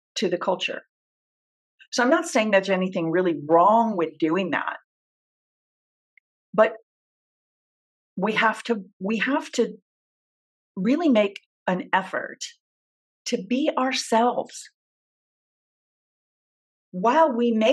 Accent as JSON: {"language": "English", "region": "Southern California", "country": "United States", "also_born_or_lived": "Orange County, California", "said": "I'm from Southern California, fourth generation Californian"}